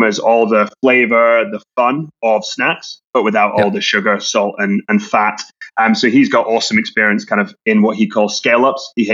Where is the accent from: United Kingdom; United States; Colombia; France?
United Kingdom; Scotland; We grew up together in Scotland